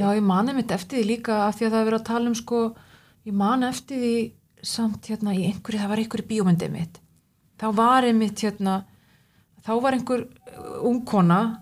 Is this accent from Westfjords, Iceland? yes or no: yes; Suðureyri, Westfjords, Iceland; ég er náttúrulega frá Suðuriri sem er lítill bær